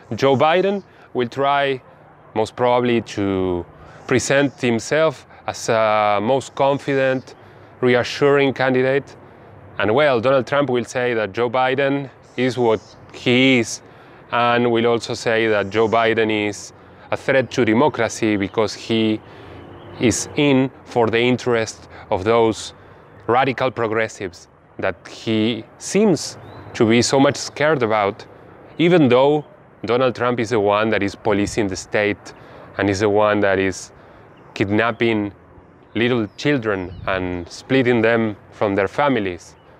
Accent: Argentina; also born or lived in Bahía Blanca, Buenos Aires Province; I am from Argentina. I live in Bahia Blanca in the low valley of Provincia de Buenos Aires.

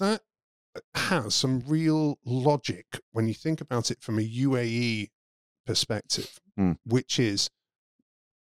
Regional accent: United Kingdom; moved away as an adult; now in United Arab Emirates; as a Brit

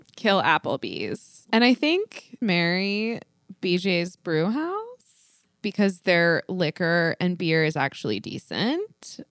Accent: the South, United States; now in Los Angeles, United States; I'm from the South

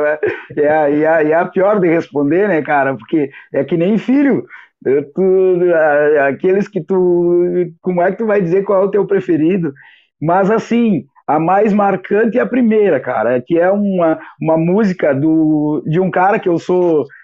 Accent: Santana do Livramento, Rio Grande do Sul, Brazil; moved away as an adult; nossa querida Santana do Livramento, da minha terra natal

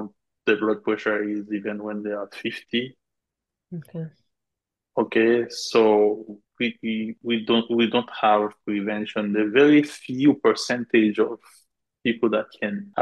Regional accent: Gonaïves, Artibonite, Haiti; moved away; I am from Gonaive.

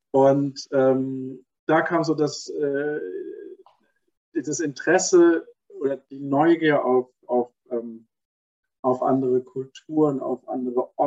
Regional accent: Stuttgart, Baden-Württemberg, Germany; Und in der Zeit in Stuttgart, wo ich aufgewachsen bin, gab es da nicht viele äh, Mütter, die dann alleine waren und arbeiten gegangen sind.

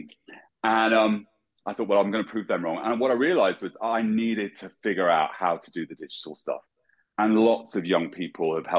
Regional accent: England, United Kingdom; moved away; I'm an English colorist.

